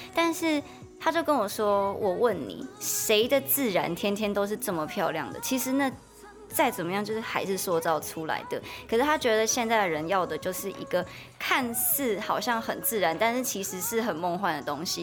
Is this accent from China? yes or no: no; Miaoli County, Taiwan; 是苗栗国的客家庄